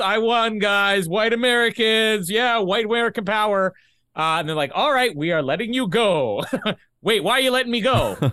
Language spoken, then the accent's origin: English; Canada; accent: Canadian; my Canadian accent